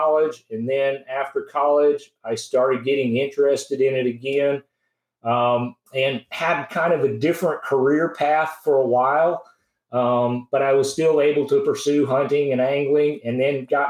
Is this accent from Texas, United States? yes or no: no; Franklin, Tennessee, United States; I grew up near Franklin, Tennessee, which is south of Nashville